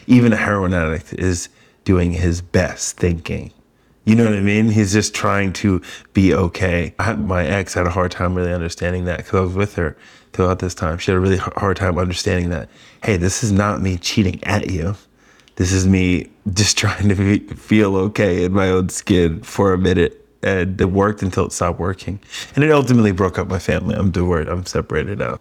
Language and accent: English; New York, United States; also born or lived in Coachella Valley; now in San Diego, United States; I'm being from New York